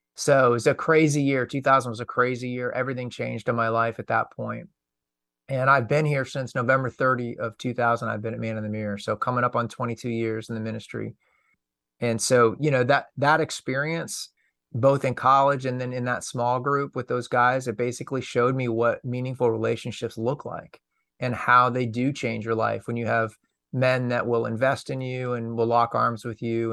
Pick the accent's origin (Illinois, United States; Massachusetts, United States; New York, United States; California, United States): Massachusetts, United States; Lexington; I grew up outside of Boston